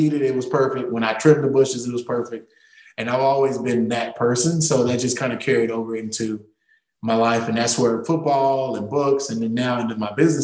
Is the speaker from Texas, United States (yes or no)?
yes; Tyler, Texas, United States; born and raised in East Texas, single mom, humble beginnings